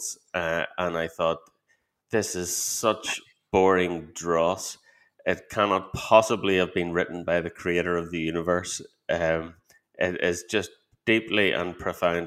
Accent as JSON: {"language": "English", "country": "Ireland", "tie": "born or raised there", "said": "I was raised a Catholic in Ireland"}